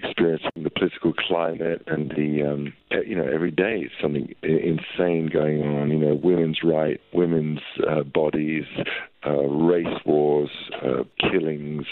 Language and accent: English; London, United Kingdom; where I grew up in North London